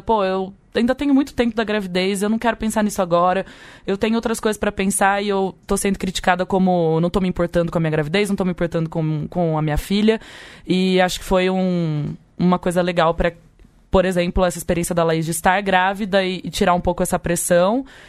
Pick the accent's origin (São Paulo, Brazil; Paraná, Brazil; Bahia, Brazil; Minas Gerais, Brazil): São Paulo, Brazil; Leme; eu sou brasileira, lemense